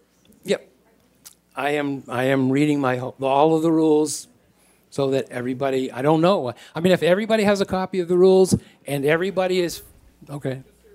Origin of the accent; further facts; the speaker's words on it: Nashua, New Hampshire, United States; I was born in Nashua, New Hampshire. I'm the oldest of four children, brought up on a poultry farm.